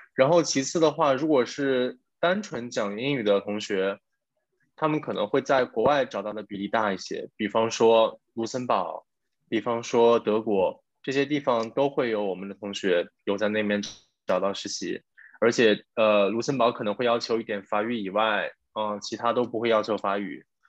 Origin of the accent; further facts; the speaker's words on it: China; now in France; 虽然我之前有在 国企上过班，但是其实我并没有真正地在国内工作过